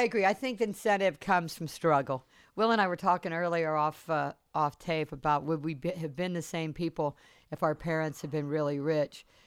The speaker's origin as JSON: {"language": "English", "town": "Charleston", "region": "South Carolina", "country": "United States", "tie": "born or raised there", "said": "growing up in Rivlin Terrace in Charleston, where I grew up on James Island"}